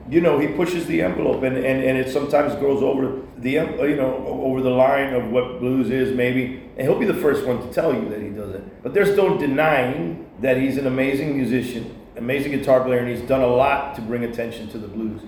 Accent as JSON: {"language": "English", "town": "Miami", "region": "Florida", "country": "United States", "tie": "born or raised there", "said": "I grew up in Miami"}